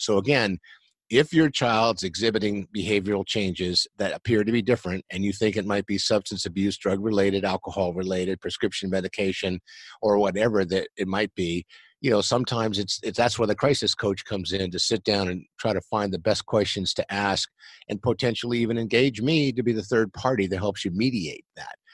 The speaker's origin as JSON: {"language": "English", "town": "San Diego", "region": "California", "country": "United States", "tie": "born or raised there", "said": "I grew up here in San Diego, California, and I'm still in San Diego, California"}